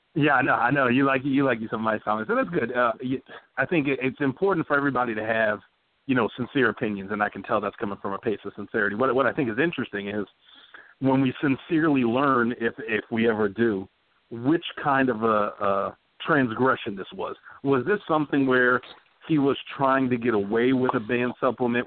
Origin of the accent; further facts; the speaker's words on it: Texas, United States; I'm from Texas